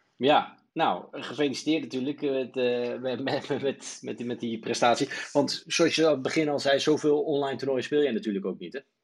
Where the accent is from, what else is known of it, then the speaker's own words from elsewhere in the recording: Netherlands; wij als Nederlanders